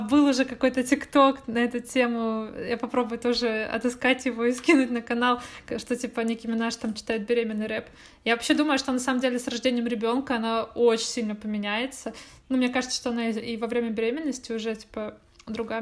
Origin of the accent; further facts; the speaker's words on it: Irkutsk, Irkutsk Oblast, Russia; now in Saint Petersburg, Russia; там, где я росла, ну, в Иркуте